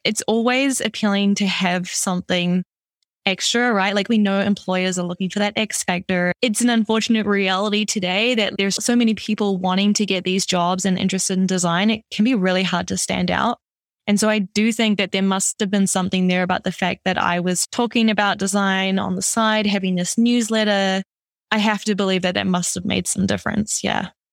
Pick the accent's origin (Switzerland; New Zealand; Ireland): New Zealand; also born or lived in Amsterdam; now in Toronto, Canada; originally I'm from New Zealand, so that's where this kind of weird accent is from